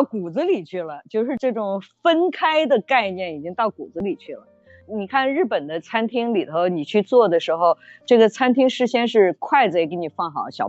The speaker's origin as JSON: {"language": "Chinese", "country": "China", "said": "我们中国人吃的时候呢，就会把这个咖喱饭整个拌一下吃。"}